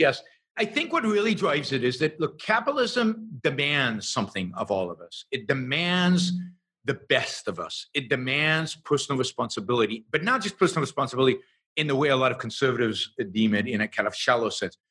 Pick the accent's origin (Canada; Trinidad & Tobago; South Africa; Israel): Israel; I was born and raised in Israel